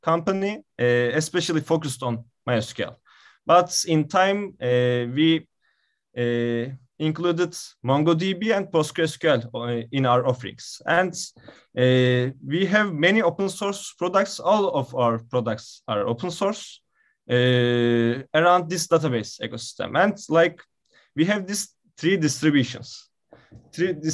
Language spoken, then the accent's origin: English; Istanbul, Turkey; also born or lived in Izmir; I am from Istanbul